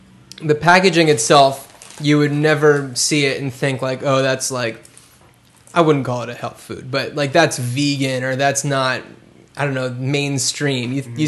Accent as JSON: {"language": "English", "town": "Cranford", "region": "New Jersey", "country": "United States", "said": "I'm from Cranford, New Jersey."}